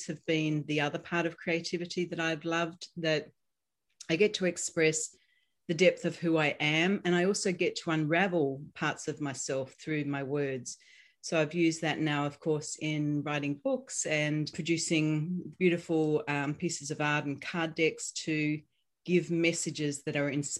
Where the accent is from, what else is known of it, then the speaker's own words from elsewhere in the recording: Australia; now in United States; you're going to notice my accent. So I'm Australian, but I'm living here in the United States